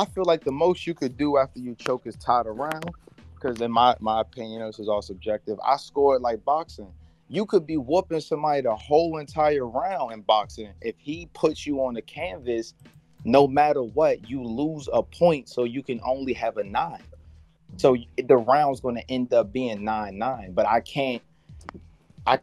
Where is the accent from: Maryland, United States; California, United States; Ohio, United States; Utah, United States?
Maryland, United States; Southern; we're both from Maryland, you know, Southern Maryland